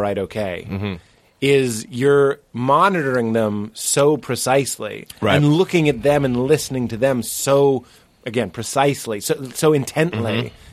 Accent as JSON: {"language": "English", "town": "Boston", "region": "Massachusetts", "country": "United States", "tie": "born or raised there", "said": "in Boston, it's my hometown"}